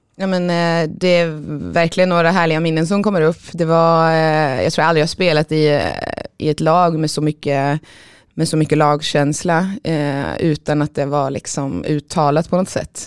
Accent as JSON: {"language": "Swedish", "town": "Tibro", "region": "Västra Götaland", "country": "Sweden", "tie": "born or raised there", "also_born_or_lived": "Sundsvall", "said": "har väl spenderat min största uppväxt i, eh, eller största delen av min uppväxt i Tibro, mm. utanför Skövde"}